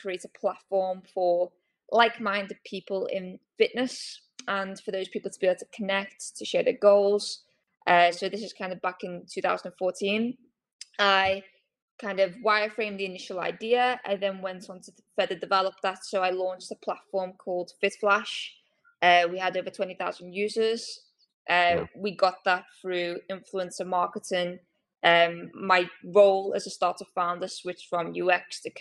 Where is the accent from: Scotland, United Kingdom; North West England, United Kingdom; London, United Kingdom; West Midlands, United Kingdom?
North West England, United Kingdom; Liverpool; I'm from Liverpool